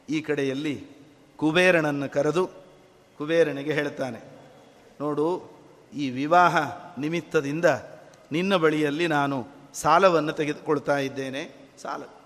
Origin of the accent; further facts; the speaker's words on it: Bagalkot, Karnataka, India; ನಾವು ಬಾಗಲಕೋಟೆಯಿಂದ ಬಂದವರು